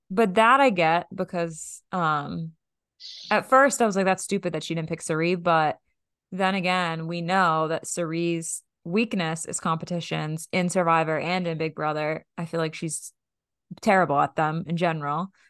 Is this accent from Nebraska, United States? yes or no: no; Boston, Massachusetts, United States; We are from Boston